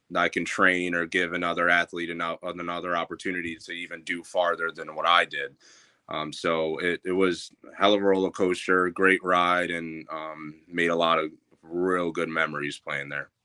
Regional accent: Troy, New York, United States; born and raised Troy, New York.

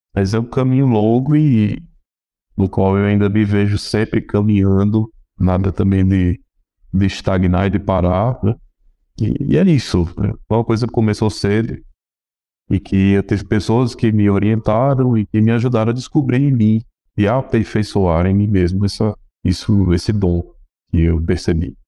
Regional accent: Rio Grande do Norte, Brazil; estudei na minha terra, eu sou do Rio Grande do Norte, Estudei piano em Natal

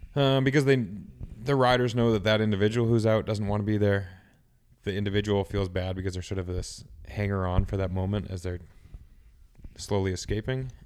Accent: United States; being an American

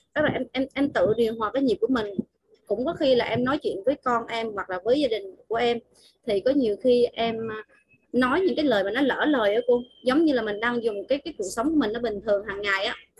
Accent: Vietnam; em là à, người xứ Quảng á, cho nên là đôi khi là à, cái giọng nói rồi khuôn mặt nó có vẻ là nó

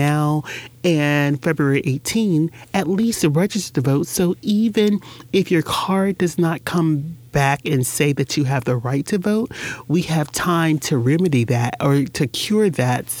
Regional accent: Jacksonville, Florida, United States; when I grew up in Jacksonville, there were businesses on Soutelle

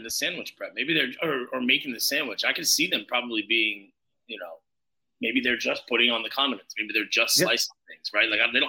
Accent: Long Island, New York, United States; I've grown up on Long Island's delis, dry cleaners, Chinese food store, all those.

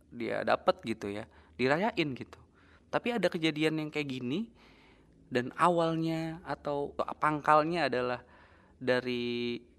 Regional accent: Cirebon, West Java, Indonesia; kayak di daerah rumah gue di desa gue di kabupaten Cirebon

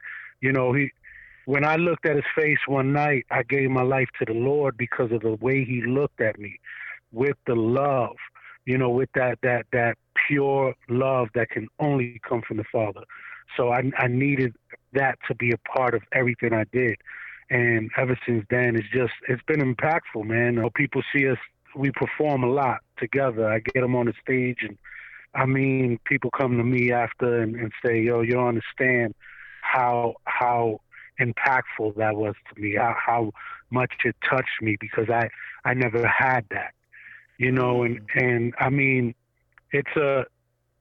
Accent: New York City, New York, United States; now in Orlando, United States; originally I'm from Staten Island, New York. I'm born and raised there

